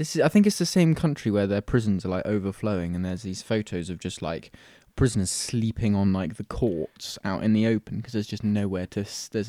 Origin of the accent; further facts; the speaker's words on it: United Kingdom; I'm too British to riot.